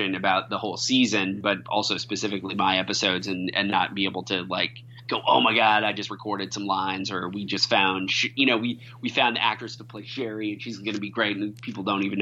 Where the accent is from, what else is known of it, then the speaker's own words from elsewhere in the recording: Iowa, United States; I'm from Iowa. When I went to school, I went to the University of Iowa